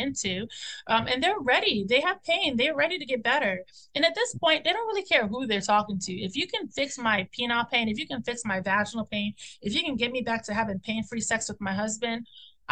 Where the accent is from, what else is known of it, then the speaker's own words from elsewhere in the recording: Nigeria; we're Nigerian